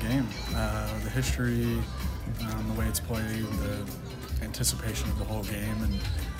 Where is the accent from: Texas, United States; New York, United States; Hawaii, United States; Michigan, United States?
Michigan, United States; born or raised there